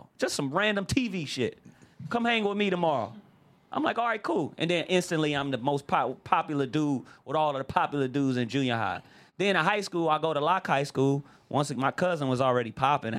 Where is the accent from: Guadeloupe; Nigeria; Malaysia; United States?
United States; Los Angeles, California; I lived outside of the projects, but I'm from Watts, like right in the circle of everything